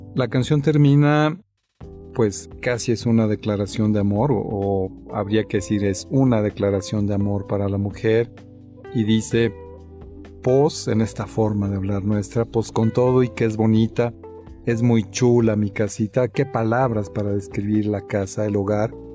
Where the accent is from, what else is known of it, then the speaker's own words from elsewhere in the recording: Mexico; así somos los, los mexicanos